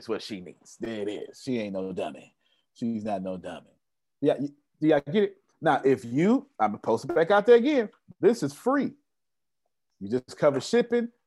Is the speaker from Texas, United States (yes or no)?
yes; Texas, United States; I'm from Texas. We went to public school down here